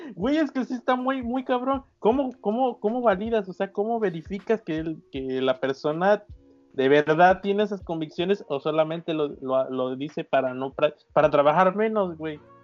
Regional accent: Veracruz, Mexico; soy jarocho

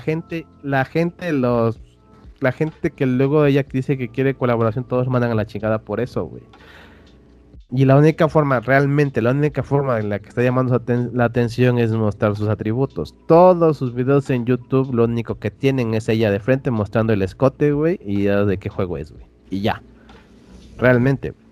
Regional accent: Oaxaca, Mexico

